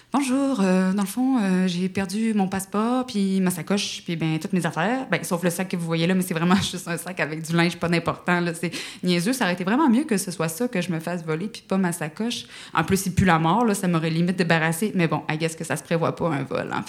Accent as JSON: {"language": "French", "region": "Quebec", "country": "Canada", "said": "je ne sais pas si vous avez remarqué avec mon accent que je suis euh, canadienne, euh, ben, québécoise"}